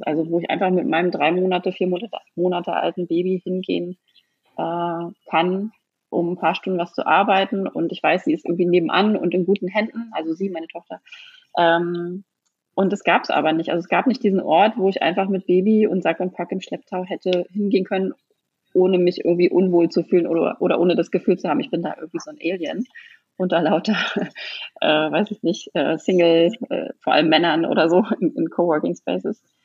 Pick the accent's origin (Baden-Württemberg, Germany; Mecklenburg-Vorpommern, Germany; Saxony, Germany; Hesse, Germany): Mecklenburg-Vorpommern, Germany; Neustrelitz; moved away; also born or lived in Berlin; wieder zurück in meine Heimatstadt gezogen, nach Mecklenburg-Vorpommern, nach Neustrelitz